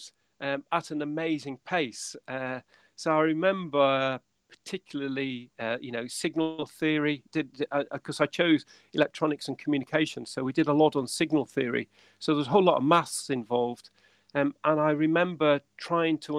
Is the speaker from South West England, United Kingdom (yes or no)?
no; Windermere, North West England, United Kingdom; moved away as an adult; also born or lived in Salford; I'm actually from Windermere in the Lake District. That's where I'm from.